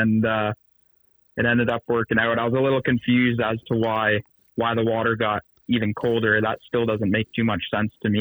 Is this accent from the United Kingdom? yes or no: no; Bowmanville, Ontario, Canada; I'm from Bowmanville, Ontario